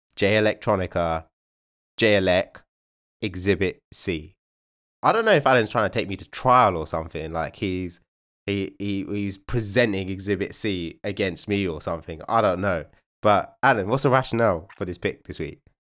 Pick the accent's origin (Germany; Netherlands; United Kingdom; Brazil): United Kingdom; we're one of the most culturally diverse countries in the world